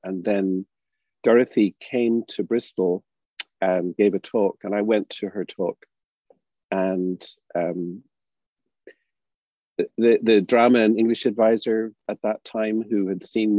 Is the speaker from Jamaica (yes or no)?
no; Ireland; We're not used to that growing up in Ireland.